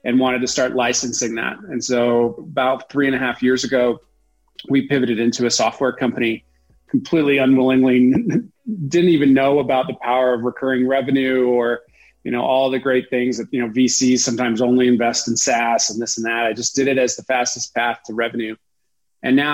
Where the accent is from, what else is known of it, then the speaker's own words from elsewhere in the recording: South Shore of Boston, Massachusetts, United States; moved away as an adult; also born or lived in Sun Valley, Idaho / New Hampshire; now in Utah, United States; I grew up on the South Shore of Boston, kind of between Boston and Cape Cod